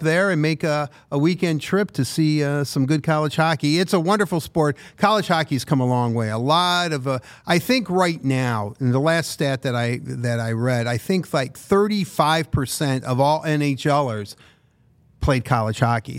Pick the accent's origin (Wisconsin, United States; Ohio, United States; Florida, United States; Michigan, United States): Michigan, United States; Livonia; I'm also from Livonia